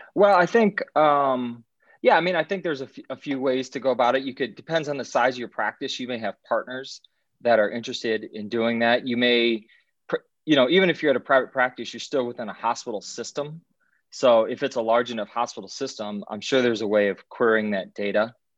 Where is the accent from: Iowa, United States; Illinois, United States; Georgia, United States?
Iowa, United States; moved away as an adult; also born or lived in Alexandria, Virginia; now in Chicago, United States; I'm from Iowa originally